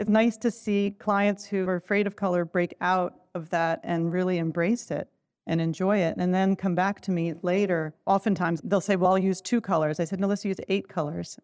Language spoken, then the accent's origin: English; Turkey; moved away; I'm from Turkey, so I grew up a lot with pattern and color